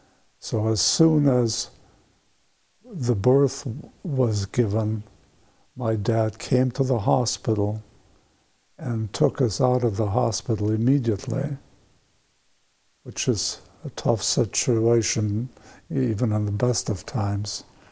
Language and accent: English; Poland; born there; English is a second language; And that's when they attacked Poland. And my mother was pregnant with me at that time. And I was born on September 20th, 1939.